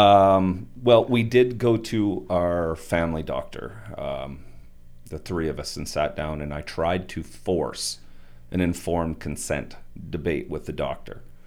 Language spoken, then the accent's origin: English; Turtleford, Saskatchewan, Canada; I grew up in, on a family farm just outside of Turtleford